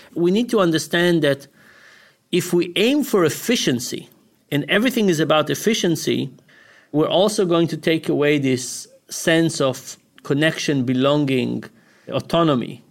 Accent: Israel; moved away; we grew up in Israel.

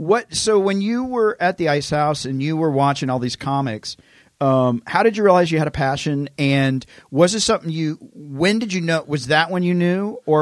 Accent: Tennessee, United States; I'm from Tennessee.

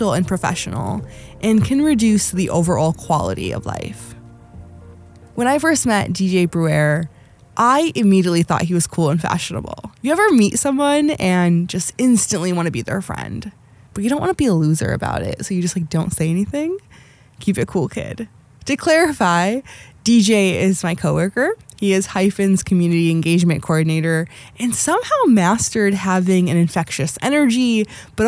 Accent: Milwaukee, Wisconsin, United States; also born or lived in Palestine; I grew up here in Milwaukee and then went back in sixth grade until 10th grade

